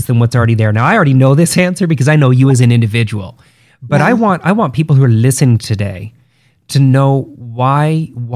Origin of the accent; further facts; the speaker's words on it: Rigby, Idaho, United States; we did both grow up in Rigby